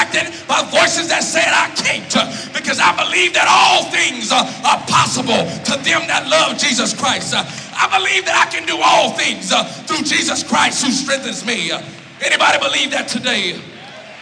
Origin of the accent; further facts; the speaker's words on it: Louisiana, United States; I'm from Louisiana.